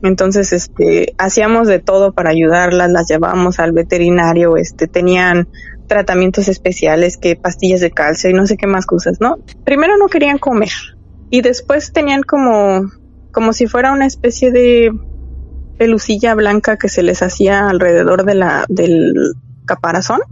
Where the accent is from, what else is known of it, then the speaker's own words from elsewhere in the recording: Mexico; also born or lived in Mexico City; somos los mexicanos